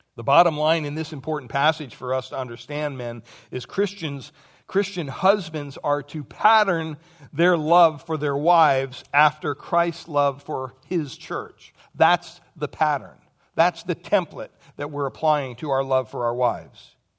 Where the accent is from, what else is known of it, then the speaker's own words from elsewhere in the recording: Pennsylvania, United States; moved away; I grew up back in Pennsylvania